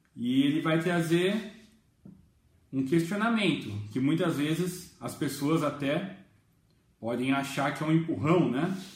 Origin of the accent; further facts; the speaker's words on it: Jundiaí, São Paulo, Brazil; eu sou de Jundiaí